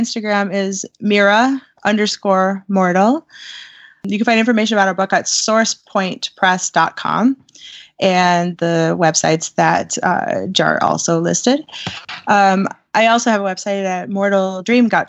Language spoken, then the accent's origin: English; West Coast, United States; I grew up on the West Coast.